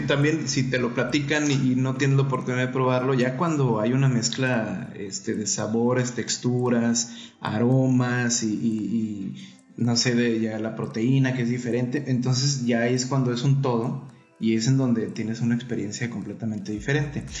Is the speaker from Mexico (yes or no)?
yes; Mexico; a nosotros como mexicanos